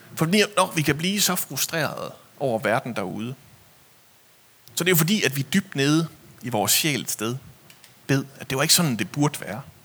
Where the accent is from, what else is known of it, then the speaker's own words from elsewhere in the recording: Denmark; vi er vokset op i Jylland